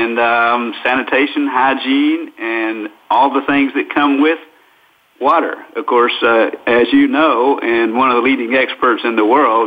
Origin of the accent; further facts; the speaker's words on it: North Arkansas, United States; moved away as an adult; I grew up in North Arkansas, the son of a Southern Baptist preacher